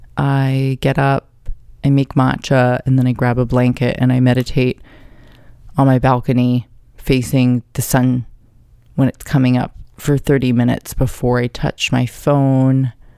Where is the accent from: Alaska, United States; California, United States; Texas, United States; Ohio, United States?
California, United States; Carlsbad; also born or lived in New York; I grew up there in San Diego in Carlsbad